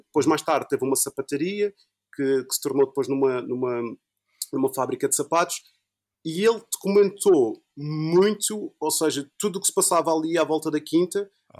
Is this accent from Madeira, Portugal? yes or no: yes; Funchal, Madeira, Portugal; sou do Funchal e quando, quando eu estava a estudar no Funchal, quando eu estava lá no liceu